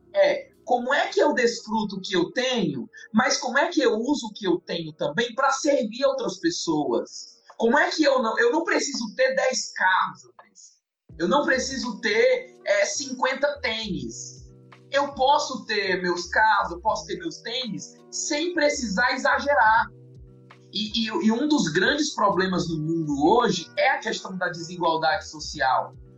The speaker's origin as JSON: {"language": "Portuguese", "region": "Ceará", "country": "Brazil", "moved": "yes", "lives_now": "Campinas, Brazil", "said": "Eu sou do Ceará, Andres, sou do Ceará"}